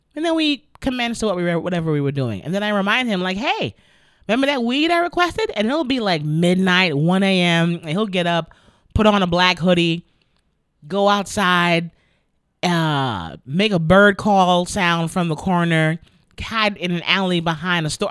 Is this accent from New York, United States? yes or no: yes; New York City, New York, United States; my hometown of the Bronx